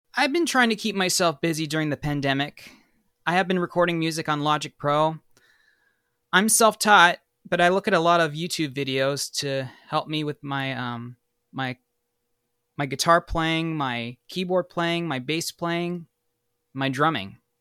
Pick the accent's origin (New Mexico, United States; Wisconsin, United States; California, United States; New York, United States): California, United States; Bay Area; moved away as an adult; also born or lived in Sacramento; now in Los Angeles, United States; I was born in Sacramento, and then I'm originally from the Bay Area, but I moved to Los Angeles in two thousand fourteen to pursue my career